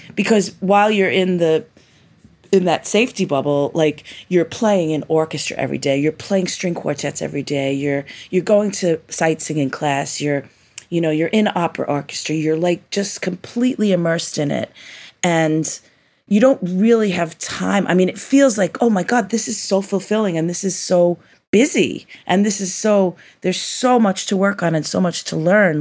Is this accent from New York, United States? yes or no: yes; New York, United States; growing up in New York